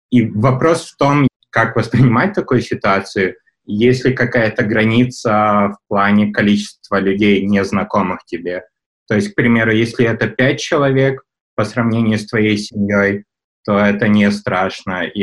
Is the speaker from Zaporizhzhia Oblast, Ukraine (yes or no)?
no; Kyiv, Ukraine; я из Киева.